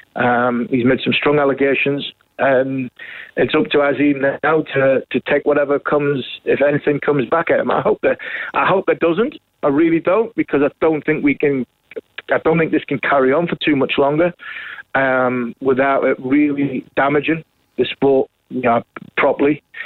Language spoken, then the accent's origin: English; England, United Kingdom; As an Englishman